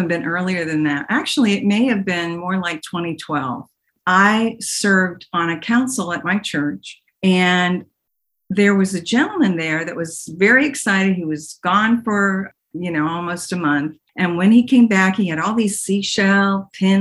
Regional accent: Pittsburgh, Pennsylvania, United States; moved away as an adult; now in Dallas, United States; I grew up in Pittsburgh, Pennsylvania, Swickley, Pennsylvania, and I went to St. James Catholic School

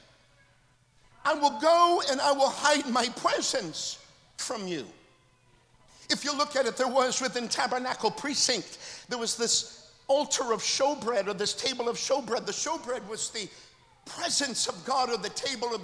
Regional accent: Oslo, Minnesota, United States; moved away; I'm originally from Oslo, Minnesota, on the North Dakota border.

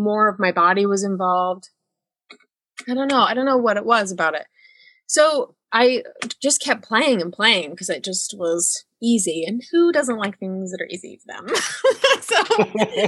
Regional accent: Northern Utah, United States; I grew up in Utah, Northern Utah

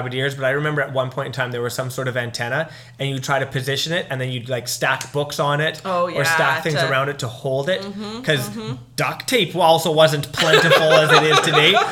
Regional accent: Canada; that was our right as a Canadian to have CBC channel for free

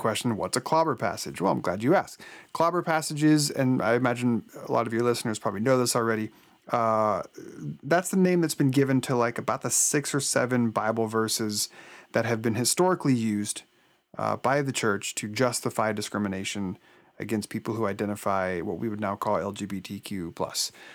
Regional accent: Oregon, United States; I was born and raised in Oregon

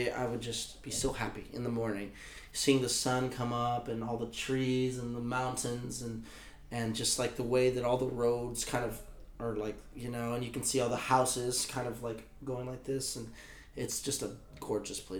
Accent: Texas, United States; also born or lived in Colorado; people from my hometown are into the Cowboys, right? Because I'm from Texas.

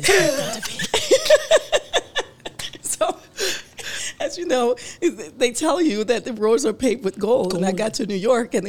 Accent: Jamaica; I think it's a part of the country, you know, being Jamaican.

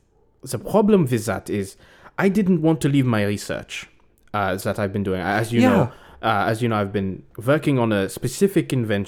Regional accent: Berlin, Germany; I grew up in Berlin. But we grew up in a little bit outside of Berlin in a small town called Weißesbrock.

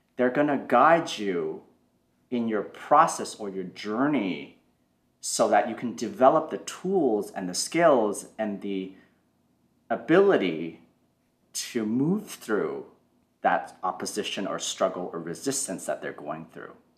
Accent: Toronto, Ontario, Canada; I grew up in Canada, in Toronto, and growing up was challenging

